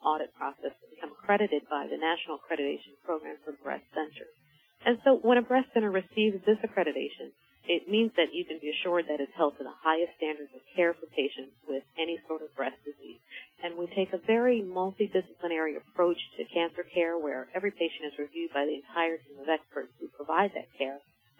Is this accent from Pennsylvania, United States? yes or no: yes; Philadelphia, Pennsylvania, United States; I am from Philadelphia, a native of Philadelphia, and I chose this hospital in this community because there was such a need for a breast program.